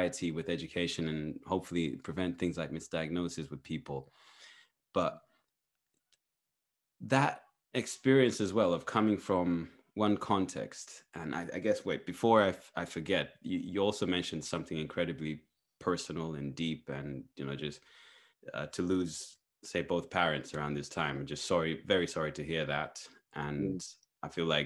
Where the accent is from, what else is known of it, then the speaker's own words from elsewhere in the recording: Zambia; moved away; I grew up in Zambia